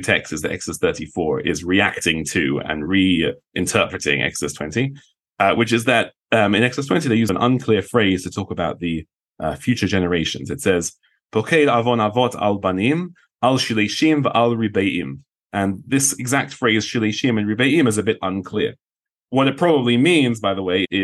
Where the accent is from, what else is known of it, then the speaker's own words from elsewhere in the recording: London, United Kingdom; moved away; I'm from London